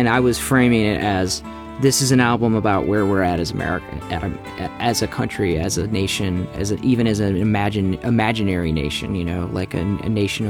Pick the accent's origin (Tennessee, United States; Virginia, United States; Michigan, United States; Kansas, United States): Tennessee, United States; Nashville; being sort of an Americana country artist too, since I'm from Nashville, so.